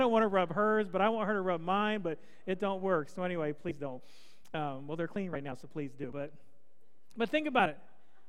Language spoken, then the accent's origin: English; the East, United States; I grew up in the East. It's different than here.